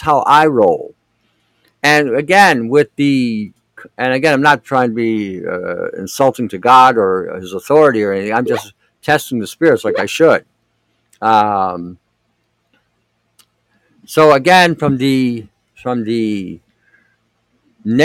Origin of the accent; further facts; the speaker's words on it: United States; I grew up in America, in an American ghetto